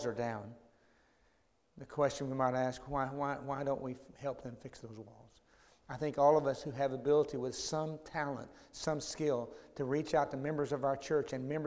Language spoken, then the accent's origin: English; Dallas, Texas, United States; when I grew up in Oak Cliff, about 20-something miles from here